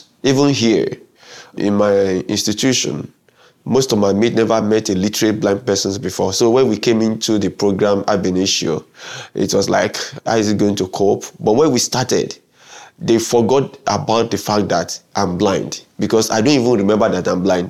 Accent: Lagos, Nigeria; also born or lived in Ogun State, Nigeria; I grew up in Lagos, and after 6 years, I was taken to Ogun State, another state in Nigeria

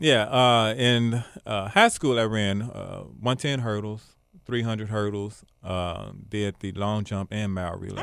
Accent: Memphis, Tennessee, United States; I'm actually from Binghamton

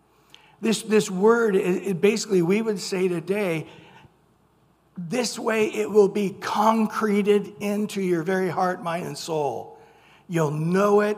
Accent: Visalia, California, United States; I grew up in Visalia, Mooney Grove

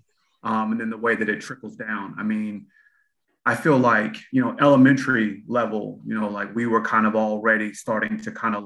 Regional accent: Texas, United States; moved away; I'm originally from Texas

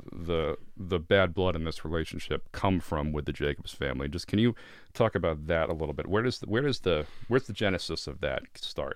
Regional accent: Northern Connecticut, United States; also born or lived in Massachusetts; I was born in Massachusetts, but I grew up in Northern Connecticut.

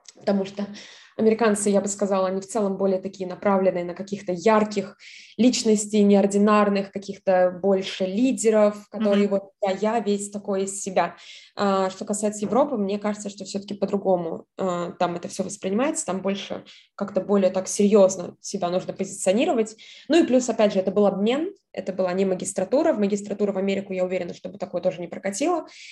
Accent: a town near Volgograd, Volgograd Oblast, Russia; moved away as an adult; also born or lived in Saint Petersburg / United States; я была родилась в городе под Волгоградом

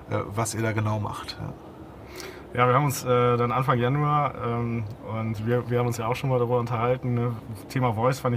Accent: Hamburg, Germany; Ähm, ja, als Hamburger.

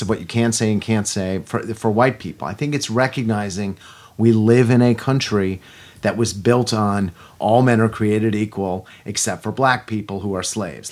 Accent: United States; we Americans

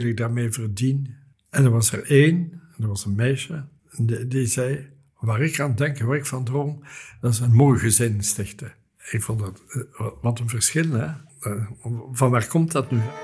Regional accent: Flanders, Belgium; hier bij ons in Vlaanderen

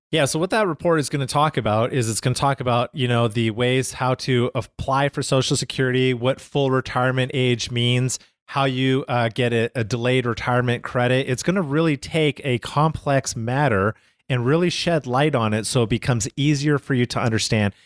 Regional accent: Calgary, Alberta, Canada; now in United States; growing up in Canada

